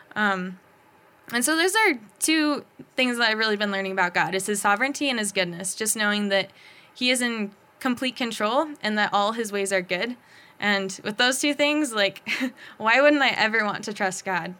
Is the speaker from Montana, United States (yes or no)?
yes; Bozeman, Montana, United States; born and raised in Bozeman